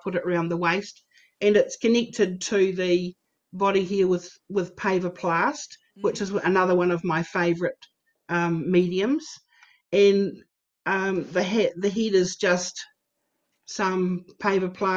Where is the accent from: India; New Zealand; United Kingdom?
New Zealand; moved away as an adult; also born or lived in Australia; made the decision to move back to my home country of New Zealand